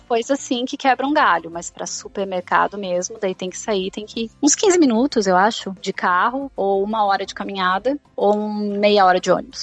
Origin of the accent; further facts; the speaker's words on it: Araranguá, Santa Catarina, Brazil; moved away as an adult; also born or lived in Rio Grande do Sul / Florianópolis / United States / England; now in Scotland; Eu sou gaúcha, mas eu cresci no, em Santa Catarina, em uma cidadezinha de litoral chamada Araranguá.